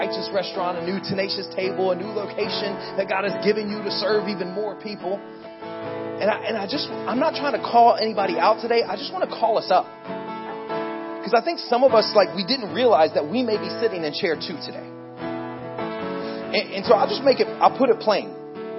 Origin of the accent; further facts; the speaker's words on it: Pensacola, Florida, United States; I actually grew up in Pensacola, Florida. I'm from Florida